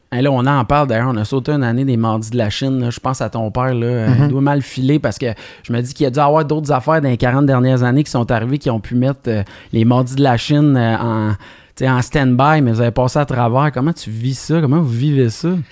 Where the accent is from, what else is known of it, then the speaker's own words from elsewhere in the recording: Alma, Quebec, Canada; on est originaire de Alma.